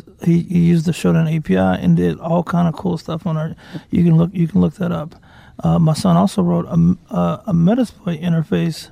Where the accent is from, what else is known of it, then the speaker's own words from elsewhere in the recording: Deep South, United States; I was raised religious too. Like, I'm from the Deep South